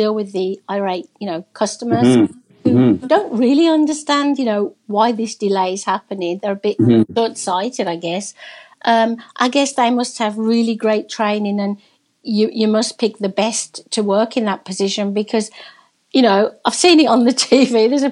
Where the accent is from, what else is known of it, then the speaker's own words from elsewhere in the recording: England, United Kingdom; now in Canada; I'm a Brit, I'm from England.